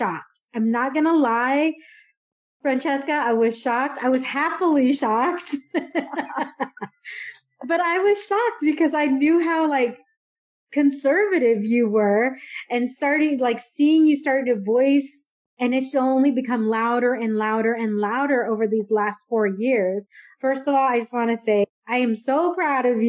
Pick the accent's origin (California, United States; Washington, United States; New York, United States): California, United States; San Diego; moved away as an adult; also born or lived in Dallas, Texas; I grew up in San Diego where we did use Chicano, Chicana